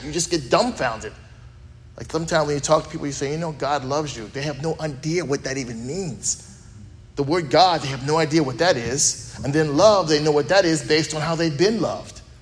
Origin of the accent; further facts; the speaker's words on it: United States; also born or lived in Texas; We're American